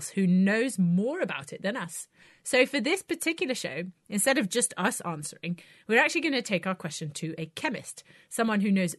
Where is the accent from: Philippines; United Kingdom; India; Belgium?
Belgium; I'm from Belgium